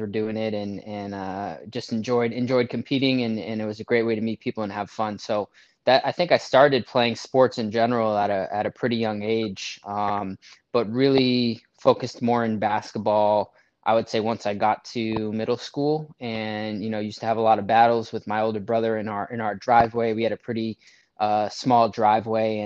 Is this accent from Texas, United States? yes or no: no; Boston, Massachusetts, United States; moved away as an adult; also born or lived in Madison, Wisconsin / Vermont / Los Angeles, California; now in New Haven, United States; I grew up in Boston, Massachusetts, went to college in the Midwest at the University of Wisconsin